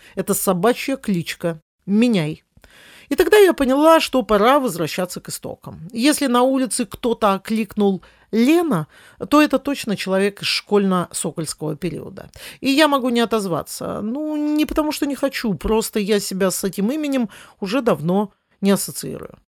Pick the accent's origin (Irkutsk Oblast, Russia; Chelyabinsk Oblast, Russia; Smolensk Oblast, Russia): Smolensk Oblast, Russia; Smolensk; мой родной город, в котором я родилась и живу, Смоленск